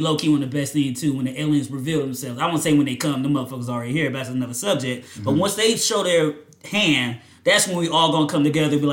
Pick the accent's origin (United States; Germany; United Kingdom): United States; being an American and being raised on a certain ideology